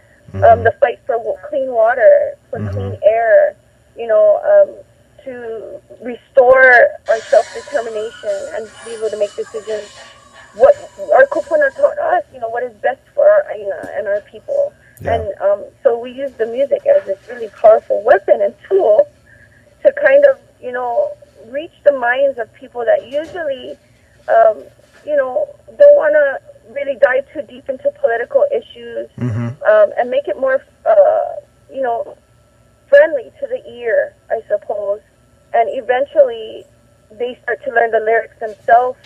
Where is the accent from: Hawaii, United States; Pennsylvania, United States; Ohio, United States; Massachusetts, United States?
Hawaii, United States; Ewa; also born or lived in Lahaina, Hawaii; now in Molokai, United States; I'm a Hawaii girl, born and raised in Ewa, and raised in Lahaina when I was a little older